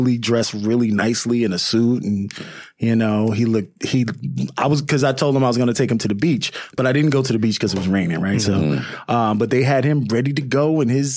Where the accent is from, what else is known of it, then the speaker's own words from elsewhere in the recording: New York City, New York, United States; I'm from Queens